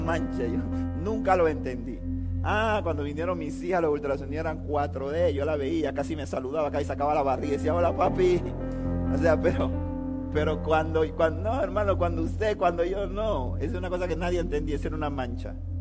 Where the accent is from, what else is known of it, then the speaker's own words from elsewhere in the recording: Panama City, Panama; nosotros vivimos en Panamá, yo me crié toda mi vida en Río Abajo, viví 29 años de mi vida en Río Abajo